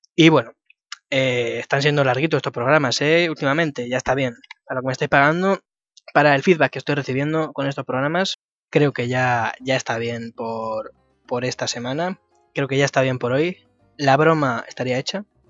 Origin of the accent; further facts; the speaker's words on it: Madrid, Community of Madrid, Spain; yo soy de Madrid